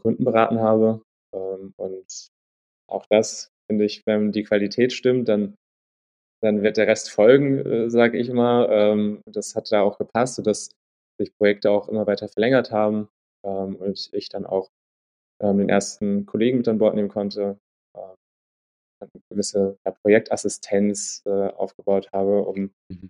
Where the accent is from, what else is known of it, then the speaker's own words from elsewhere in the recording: Untertaunus, Hesse, Germany; also born or lived in Wiesbaden; ich bin äh, in Hessen äh, groß geworden, Wiesbaden geboren, mhm. in Untertaunus groß geworden, äh, eine kleine Stadt namens Eckstein